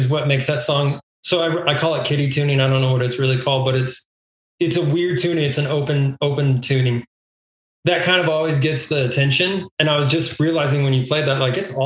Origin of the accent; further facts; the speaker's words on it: El Paso, Texas, United States; Memorial Park, which is where I grew up in El Paso